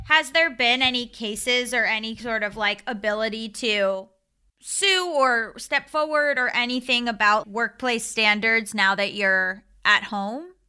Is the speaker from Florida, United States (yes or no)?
yes; Florida, United States; I'm from Florida